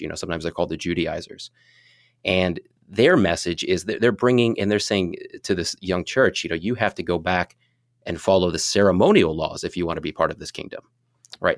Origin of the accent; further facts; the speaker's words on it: Fort Wayne, Indiana, United States; moved away as an adult; now in New Hampshire, United States; I grew up in the Midwest. I grew up in, in Fort Wayne.